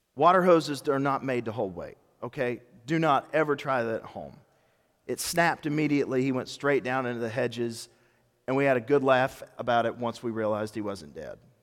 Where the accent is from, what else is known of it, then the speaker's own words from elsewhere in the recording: Memphis, Tennessee, United States; also born or lived in Germantown, Tennessee; When I was growing up in Memphis, my family moved to Memphis when I was eleven.